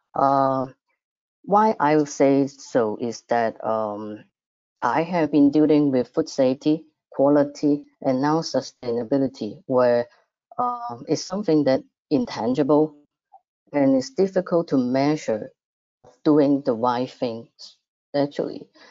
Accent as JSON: {"language": "English", "country": "Macau", "tie": "born or raised there", "said": "Macau, my hometown"}